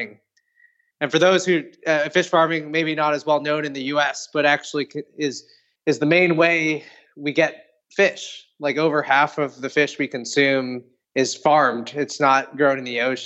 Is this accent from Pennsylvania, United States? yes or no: no; Ithaca, New York, United States; I grew up in Ithaca, New York, actually right by Cornell